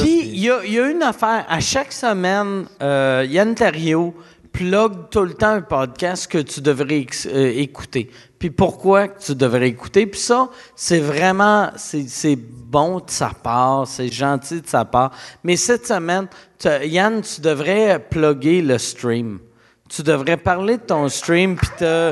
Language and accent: French; Quebec City, Quebec, Canada; quand j'étais jeune à Québec